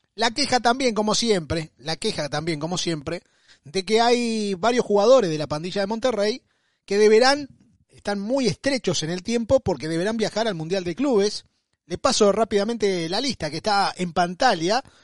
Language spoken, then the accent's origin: Spanish; Argentina